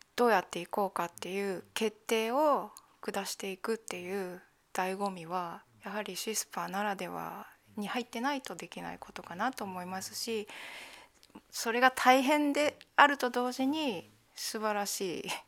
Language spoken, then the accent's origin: Japanese; Japan; moved away as an adult; ここの日本っていうのは私にとっては母国であり